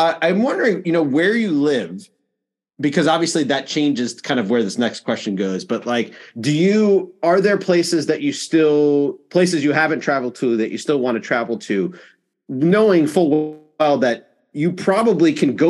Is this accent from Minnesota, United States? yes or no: no; New York, United States; I grew up in New York